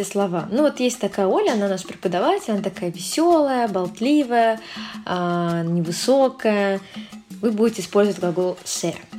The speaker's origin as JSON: {"language": "Russian", "region": "Saint Petersburg", "country": "Russia", "said": "Сой де санкт petersburgo я из санкт петербурга"}